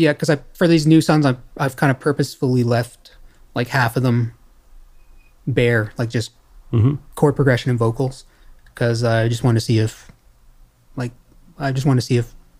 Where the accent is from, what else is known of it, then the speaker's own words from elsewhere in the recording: Sussex, New Brunswick, Canada; also born or lived in Montreal; now in Saint John, Canada; Yeah, well, so I moved back to Sussex after Montreal.